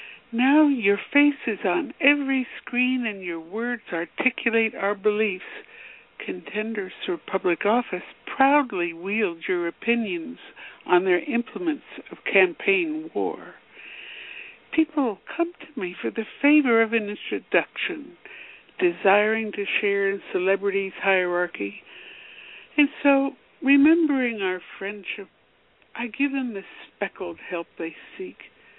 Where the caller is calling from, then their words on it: Washington, District of Columbia, United States; Washington, D.C.